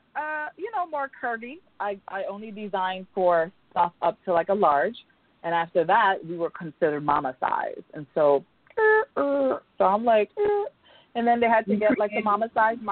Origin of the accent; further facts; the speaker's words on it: U.S. Virgin Islands; now in New York, United States; I was born and raised in the Virgin Islands, Island Gal in the building.